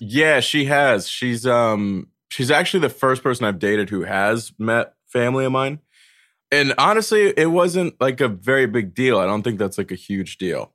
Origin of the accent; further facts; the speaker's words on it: North Carolina, United States; moved away as an adult; now in New York, United States; I was raised in North Carolina, and then the week I turned eighteen, I moved to New York